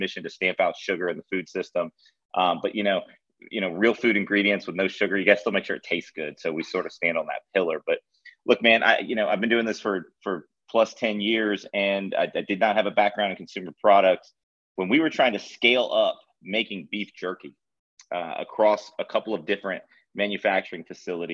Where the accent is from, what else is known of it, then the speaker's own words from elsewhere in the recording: Florida, United States; also born or lived in Charleston, South Carolina, United States; now in Nashville, United States; I grew up in Florida